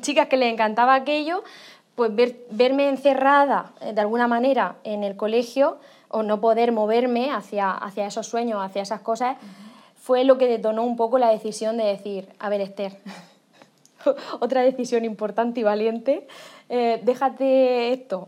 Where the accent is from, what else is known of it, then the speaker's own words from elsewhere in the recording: Alhama de Murcia, Region of Murcia, Spain; Yo soy de un pueblo, de Alama de Murcia, bueno, de Murcia, que se llama Alama de Murcia